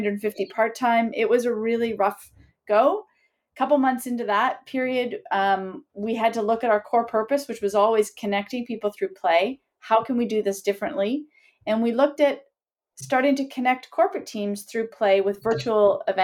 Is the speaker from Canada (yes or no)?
yes; Sudbury, Ontario, Canada; moved away as an adult; also born or lived in Kingston, Canada; now in Toronto, Canada; I grew up in Sudbury